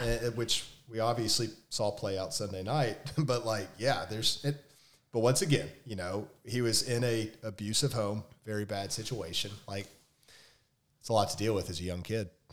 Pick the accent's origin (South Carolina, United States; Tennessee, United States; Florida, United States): Tennessee, United States; Memphis; I came from Memphis